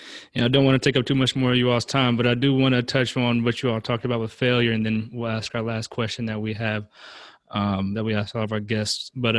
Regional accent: Charlotte, North Carolina, United States; Charlotte, North Carolina.

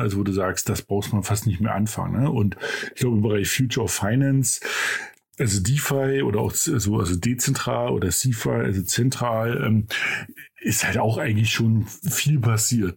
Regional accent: Germany

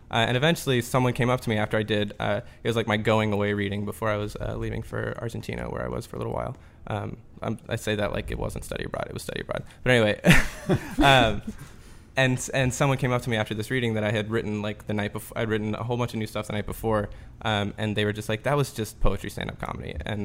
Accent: Metairie, Louisiana, United States; No. I grew up here, actually. I grew up

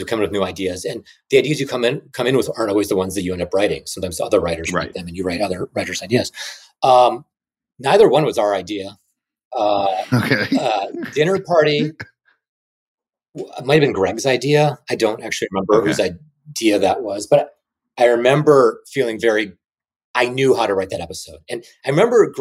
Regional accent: Chicago, Illinois, United States; also born or lived in Kyiv, Ukraine; I was from Chicago

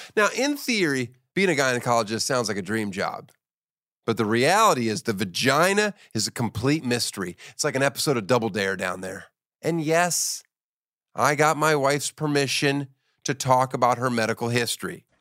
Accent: Boppard, Rhineland-Palatinate, Germany; moved away; I was born near Frankfurt, Germany, in Bopard. It's like an hour and a half west.

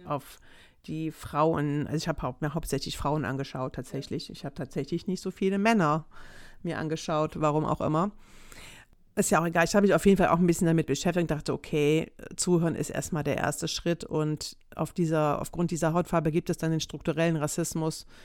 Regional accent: Greece; ich bin Grieche, ne?

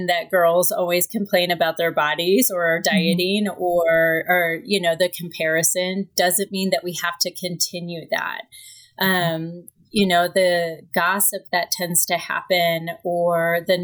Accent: Kansas City, United States; I am from Kansas City. I grew up in Kansas City.

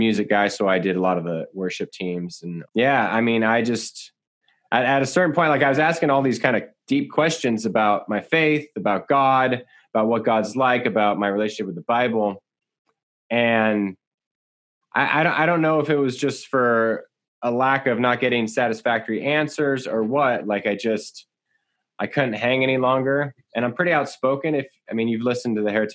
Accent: San Jose and Santa Cruz area, California, United States; I grew up in San Jose and Santa Cruz area in Bay Area and just south of the Bay Area in California

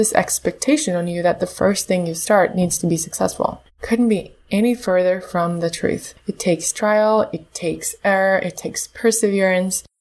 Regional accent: Moscow, Russia; also born or lived in Canberra, Australia; I was born in Moscow, and when I was 2 months old, my parents moved to Canberra, Australia. My dad, he used to be a diplomat. We spent the first 5 years of my life there, and then came back to Russia.

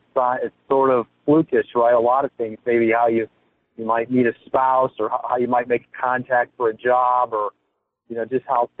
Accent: Midwest, United States; I got into golf as a caddy when I was a teenager. I'm from the Midwest and did that in my summers and all through high school and into college.

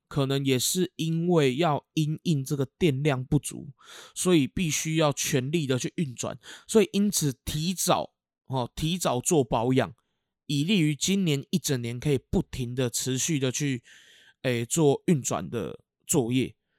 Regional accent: Keelung, Taiwan; 我那个时候学校不算大，哦，因为我们基隆这边还有更大间的国小

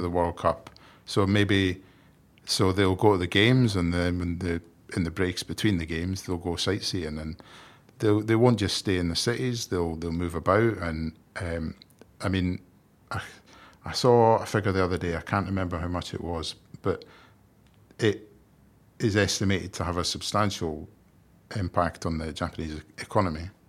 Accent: Scotland, United Kingdom; Despite being Scottish

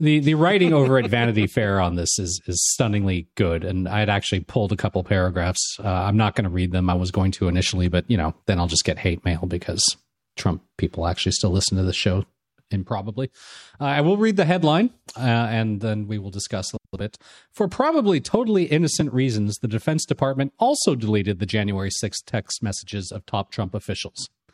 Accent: Los Angeles, California, United States; growing up in Los Angeles and the Los Angeles area

